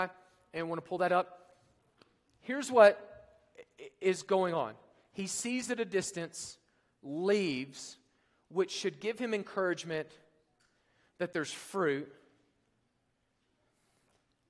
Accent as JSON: {"language": "English", "region": "Oklahoma", "country": "United States", "tie": "born or raised there", "moved": "yes", "lives_now": "Colorado, United States", "said": "Being from Oklahoma, I grew up near Lake Texoma"}